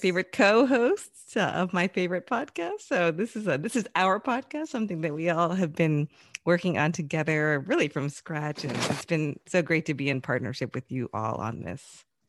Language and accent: English; United States; also born or lived in Chicagoland; now in Chicago, United States; I was born here in the U S. I grew up mainly outside of Washington, D C, but I've lived here in Chicagoland for probably more than twenty years now in total